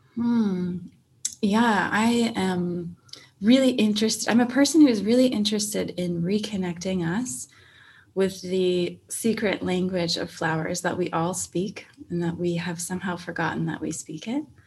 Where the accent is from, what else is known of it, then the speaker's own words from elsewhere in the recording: Minnesota, United States; now in Phoenix, United States; I was born in Minnesota, so uh, way up north near Canada